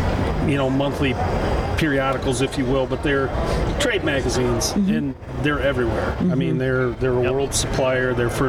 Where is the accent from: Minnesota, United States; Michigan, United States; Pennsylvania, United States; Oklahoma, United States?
Michigan, United States; Kent County; I'm not from Ottawa County, I'm from Kent County